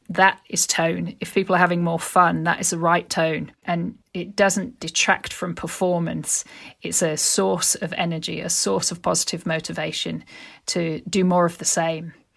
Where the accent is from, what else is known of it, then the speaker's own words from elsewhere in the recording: Yorkshire and the Humber, United Kingdom; my experience growing up in Yorkshire